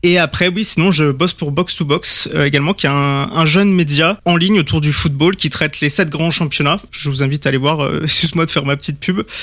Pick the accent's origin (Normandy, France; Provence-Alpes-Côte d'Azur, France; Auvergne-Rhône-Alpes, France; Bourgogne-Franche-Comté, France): Auvergne-Rhône-Alpes, France; Chambéry; moved away as an adult; now in Drôme, France; je suis né à Chambéry en Savoie et j'ai surtout vécu là-bas